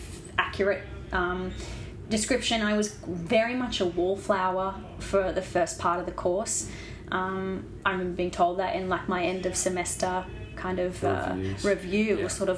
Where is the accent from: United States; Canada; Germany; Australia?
Australia; Brisbane, Queensland; moved away as an adult; also born or lived in Ballarat; growing up in Brisbane and Queensland